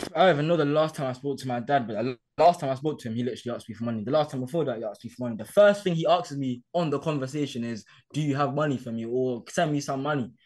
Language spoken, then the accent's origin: English; London, United Kingdom; I grew up in Hackney.